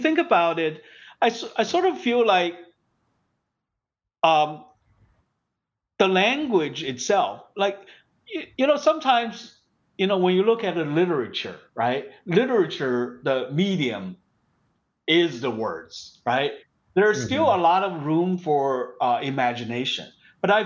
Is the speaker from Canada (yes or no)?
no; China; moved away; when I grew up in China